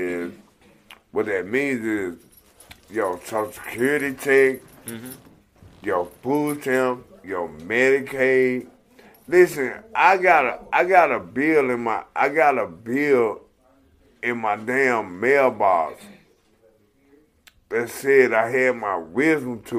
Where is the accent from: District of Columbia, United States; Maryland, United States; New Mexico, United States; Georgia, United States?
Georgia, United States; Atlanta; moved away; also born or lived in Alabama; I'm from Atlanta, Georgia